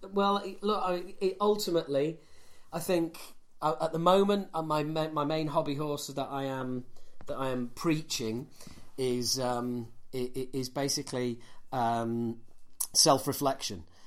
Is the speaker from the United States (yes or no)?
no; Yorkshire and the Humber, United Kingdom; as a Yorkshireman